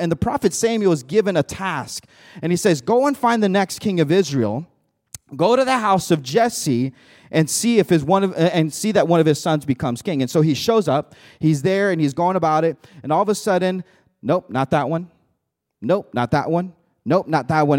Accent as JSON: {"language": "English", "country": "Mexico", "tie": "born or raised there", "moved": "yes", "lives_now": "United States", "said": "I came from Mexico. I was born in Mexico, came over here, immigrated in the United States"}